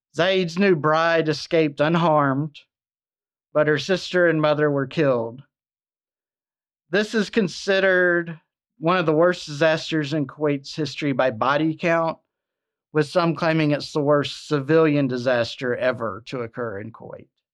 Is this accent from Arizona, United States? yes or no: no; Alabama, United States; Mobile, Alabama, in my home state